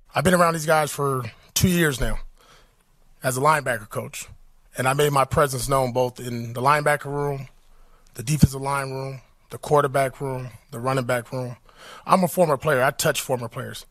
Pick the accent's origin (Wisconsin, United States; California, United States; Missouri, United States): California, United States; Compton; I grew up in Compton, California.